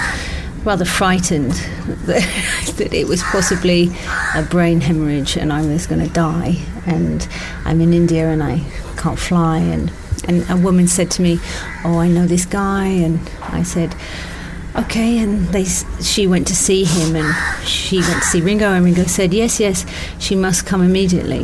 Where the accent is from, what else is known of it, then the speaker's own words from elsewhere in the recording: England, United Kingdom; I'm English